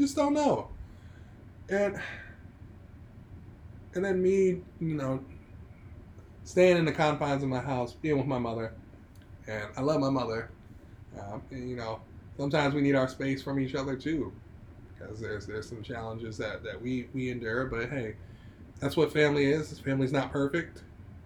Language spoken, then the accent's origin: English; United States; Me being an American citizen, like, I, as a black man in America